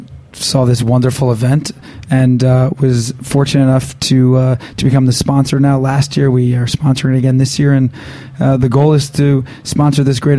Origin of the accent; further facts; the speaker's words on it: New Jersey, United States; moved away as an adult; now in Manhattan, United States; I grew up in Jersey. We're Jersey strong here.